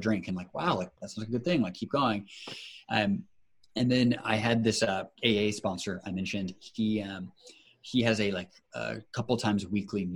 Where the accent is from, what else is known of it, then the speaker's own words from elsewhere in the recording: Seattle, Washington, United States; moved away as an adult; also born or lived in Chicago / Cambridge; my hometown of Seattle